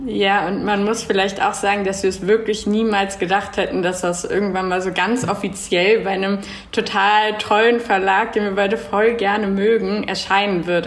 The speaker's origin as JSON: {"language": "German", "region": "Berlin", "country": "Germany", "moved": "as an adult", "lives_now": "Zurich, Switzerland", "said": "wohne in Zürich zurzeit, bin aus Berlin"}